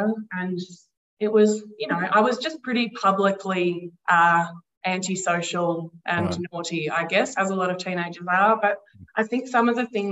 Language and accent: English; Castlemaine, Victoria, Australia; I was born in Castlemaine. I grew up here. I've lived here for most of my life.